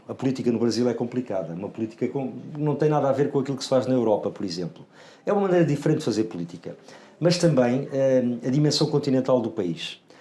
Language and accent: Portuguese; Portugal; o único português